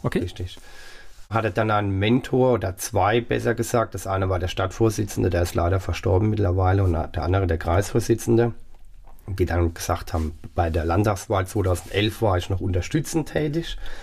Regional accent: Pirmasens, Rhineland-Palatinate, Germany; also born or lived in Saarland; In Pirmasens im Umkreis, hauptsächlich aber in Pirmasens

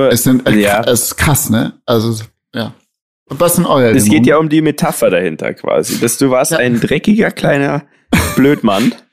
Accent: Munich, Bavaria, Germany; wir sind ja Münchner, ne? Und in München gibt es, es gibt Münchner Originale.

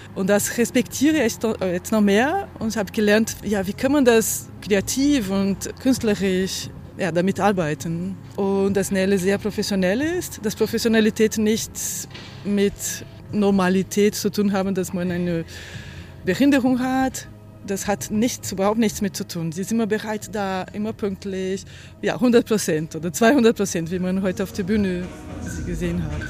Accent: Brazil; German is a second language; now in Germany; Ich bin in Brasilien geboren und lebe in Deutschland seit vielen Jahren

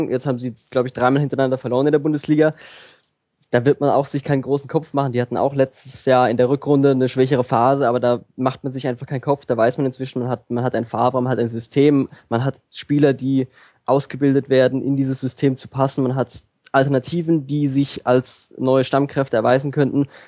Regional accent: Hoffenheim, Baden-Württemberg, Germany; in meinem Fall ist es einfach mein Dorf, mein Dorfverein. Das heißt, es ist, ich bin in Hoffenheim aufgewachsen.

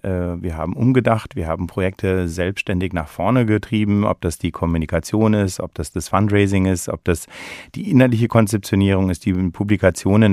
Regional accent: Germany; moved away as an adult; also born or lived in London / Switzerland / United States; now in Berlin, Germany; bin eben gebürtiger Deutscher

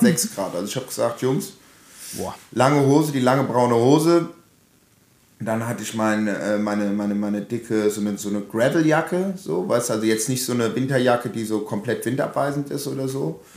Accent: Hesse, Germany; also born or lived in Frankfurt / Offenbach; now in Berlin, Germany; bei uns in Hessen

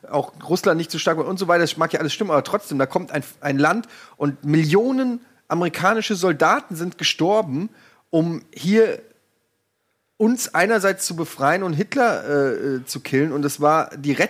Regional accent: Germany; ich es tut mir leid, auch als Deutscher sehe ich das so

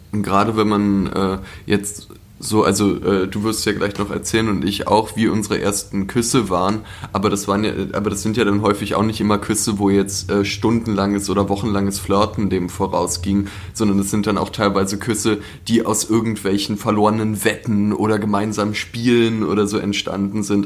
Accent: Berlin, Germany; also born or lived in Leipzig; ich bin in Charlottenburg aufgewachsen.

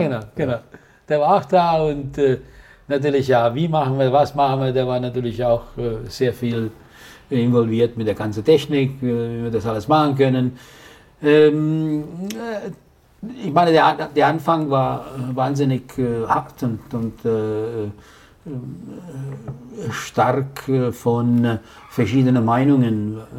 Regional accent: Italy; als Italiener

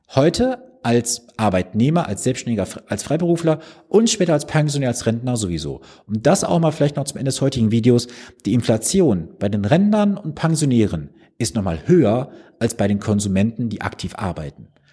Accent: Mülheim an der Ruhr, North Rhine-Westphalia, Germany; Also ich komme gebürtig aus Mühlheim an der Ruhr

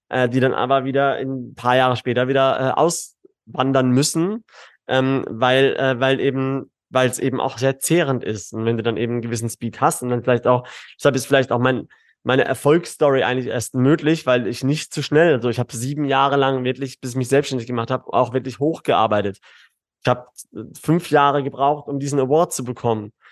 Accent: Karlsruhe, Baden-Württemberg, Germany; now in Dubai, United Arab Emirates; Ich, ich natürlich Karlsruhe, Baden-Württemberg, äh, Süddeutschland ist ist meine ist meine Heimat, ne?

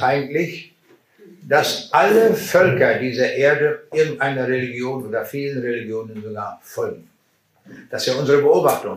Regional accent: Braunschweig, Lower Saxony, Germany; Meine Frau und ich, wir kommen aus Braunschweig.

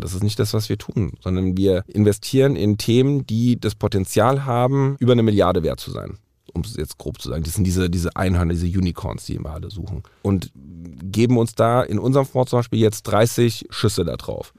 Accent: Frankfurt, Hesse, Germany; ich bin Frankfurter Bub

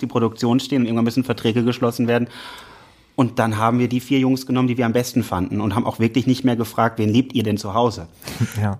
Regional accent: Rhineland, Germany; also born or lived in Berlin; ich bin vom Herzen Rheinländer

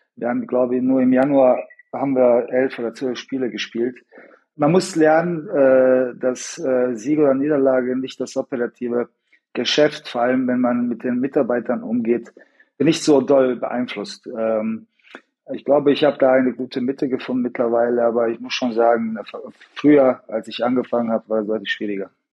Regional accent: Sarajevo, Federation of Bosnia and Herzegovina, Bosnia & Herzegovina; ich in Sarajevo geboren bin

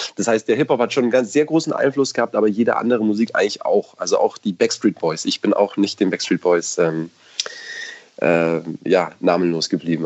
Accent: Munich, Bavaria, Germany; wir halt aus München sind

